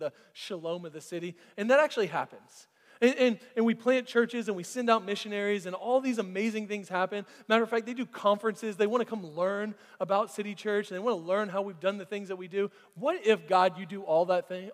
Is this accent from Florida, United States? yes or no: yes; Florida, United States; now in Alpharetta, United States; I grew up under the poverty line in Florida